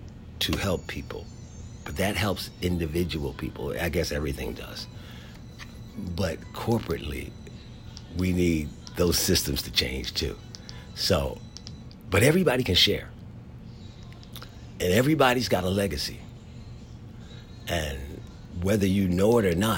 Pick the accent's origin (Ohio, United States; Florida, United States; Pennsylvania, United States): Pennsylvania, United States; Philadelphia; moved away as an adult; also born or lived in North Carolina / San Diego; There was a guy growing up in Philadelphia named Douglas Eccles, who worked at the store I worked at from the time I was 11 till I went to college